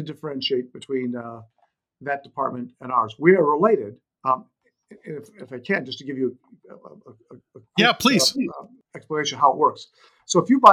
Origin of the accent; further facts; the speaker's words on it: Warren, Michigan, United States; moved away as an adult; now in California, United States; I even ran for city council in my hometown of Warren, Michigan